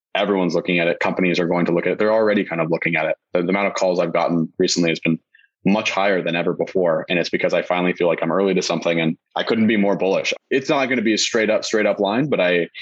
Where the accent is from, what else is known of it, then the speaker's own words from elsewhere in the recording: Las Vegas, Nevada, United States; moved away; I'm from Vegas originally